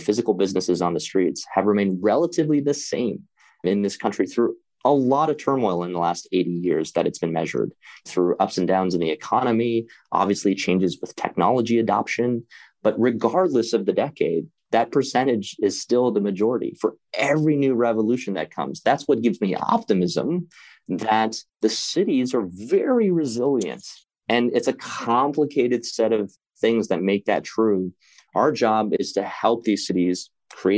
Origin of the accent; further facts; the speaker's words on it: Midwest, United States; moved away; where I grew up in the Midwest